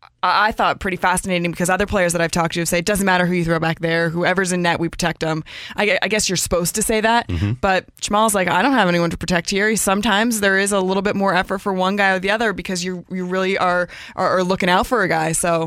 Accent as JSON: {"language": "English", "town": "Rockville", "region": "Maryland", "country": "United States", "tie": "born or raised there", "said": "I grew up in Rockville, Maryland."}